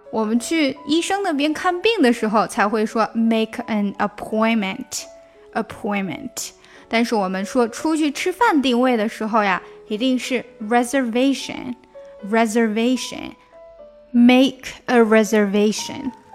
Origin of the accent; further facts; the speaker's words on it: China; 我们中国人有个习惯，就是吃完饭抢账单